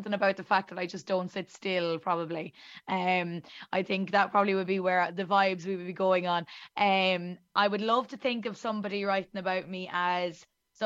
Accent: the center of Ireland, Midlands, Ireland; accent: very thick Irish; as you can tell by my very thick Irish accent, I am Irish, and I am from the center of Ireland, in the little town in the middle of it

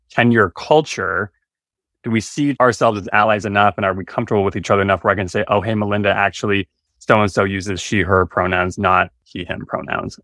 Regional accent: Stillwater, Minnesota, United States; I grew up in Stillwater, Minnesota, the birthplace of Minnesota

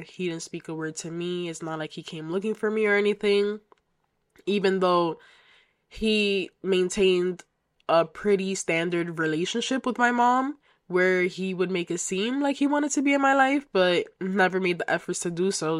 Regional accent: United States; I am of Dominican heritage, so I am Dominican American. And yeah, so I was raised by a single mother who migrated to the United States um, before I was born

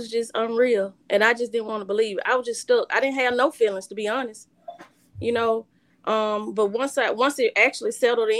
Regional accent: Coldwater, United States; also born or lived in Queen County; We moved to Coldwater when I was 3 years old.

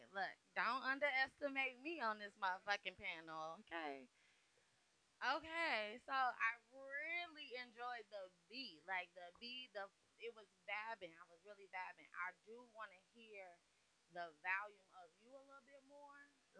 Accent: Chicago, Illinois, United States; I know you got more in you because I'm from Chicago.

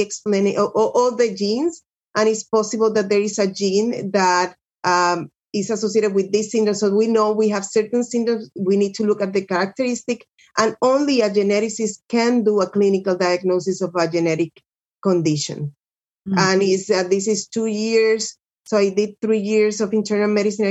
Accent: Puerto Rico; moved away as an adult; also born or lived in Birmingham, Alabama / Duarte, California; I'm from Puerto Rico

